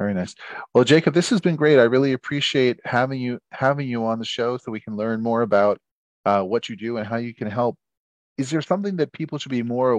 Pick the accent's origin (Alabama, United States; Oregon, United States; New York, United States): New York, United States; now in Berks County, Pennsylvania, United States; You know, I grew up in the New York metro area